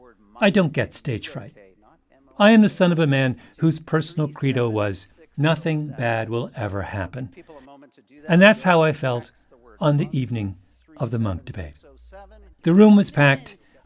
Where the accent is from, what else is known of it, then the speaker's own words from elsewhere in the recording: not far from Toronto, Ontario, Canada; moved away; I grew up not far away, and I went to college in Toronto, about a mile from the theater.